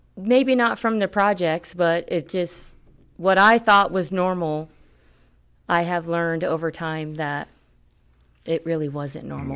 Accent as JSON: {"language": "English", "town": "Miami", "region": "Florida", "country": "United States", "tie": "born or raised there", "also_born_or_lived": "Puerto Rico", "moved": "as an adult", "lives_now": "Colorado, United States", "said": "I grew up in Miami, South Florida"}